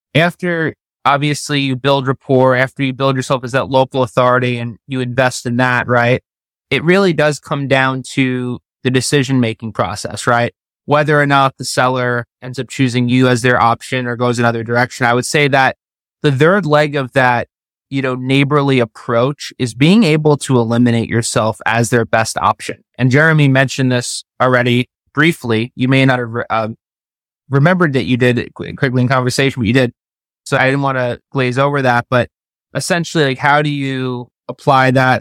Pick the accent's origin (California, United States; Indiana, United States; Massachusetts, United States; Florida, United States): Florida, United States; also born or lived in New York; I was born in New York, but I've been living in Florida since I was twelve.